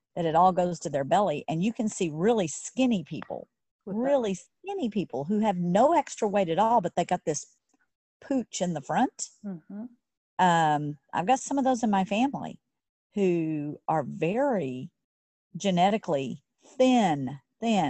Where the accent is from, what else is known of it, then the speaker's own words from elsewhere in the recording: Texas, United States; I grew up in Texas.